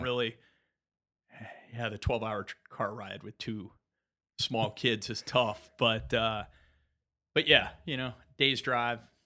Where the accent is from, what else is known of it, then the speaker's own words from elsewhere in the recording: Tampa, Florida, United States; I was born in Tampa, Florida